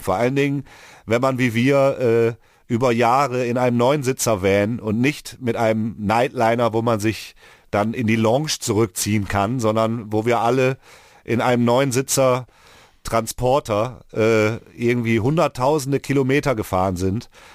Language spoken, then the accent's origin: German; Mülheim an der Ruhr, North Rhine-Westphalia, Germany; hier ist ja der Ort, wo ich aufgewachsen bin.